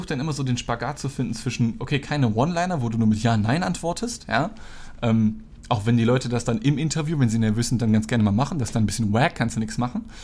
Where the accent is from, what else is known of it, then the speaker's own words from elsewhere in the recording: North Rhine-Westphalia, Germany; ich bin ja auch im Ruhrgebiet eigentlich groß geworden, habe dann ein, zwei Geschichten darüber gedroppt